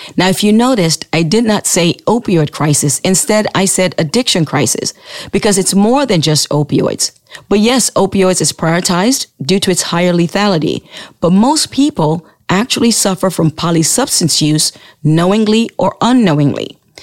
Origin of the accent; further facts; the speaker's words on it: Sierra Leone; moved away; when I was growing up in Sierra Leone